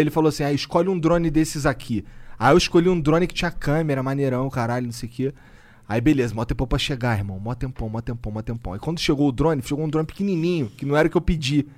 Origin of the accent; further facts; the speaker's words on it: Rio de Janeiro, Brazil; eu sou carioca